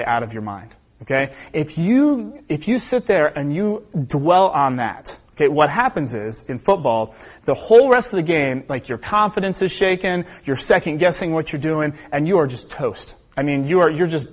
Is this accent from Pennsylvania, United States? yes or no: no; Cincinnati, Ohio, United States; I'm from Cincinnati, Ohio